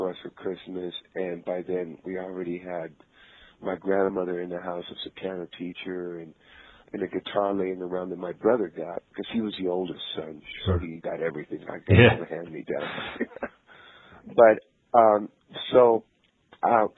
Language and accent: English; Tijuana, Baja California, Mexico; moved away; I grew up in Tijuana, Mexico